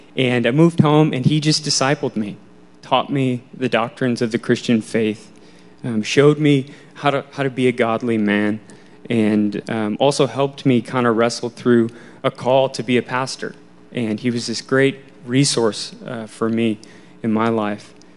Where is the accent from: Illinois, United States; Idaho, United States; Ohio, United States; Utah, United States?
Illinois, United States; Wheaton; I grew up in Wheaton, Illinois, um, a west suburb of Chicago